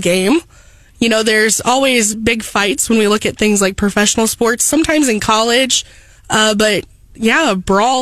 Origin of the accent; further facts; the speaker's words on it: Centralia, Missouri, United States; my hometown, the Centralia Panthers